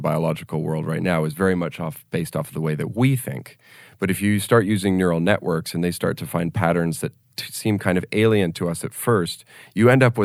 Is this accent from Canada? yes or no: yes; Canada; In Canada now, I'm Canadian